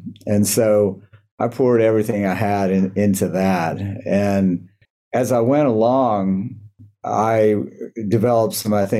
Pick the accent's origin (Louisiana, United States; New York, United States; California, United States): Louisiana, United States; New Orleans; moved away; I grew up in New Orleans, Louisiana, and I am the son of a doctor who immigrated from Berlin, Germany, right before the Holocaust and was Jewish.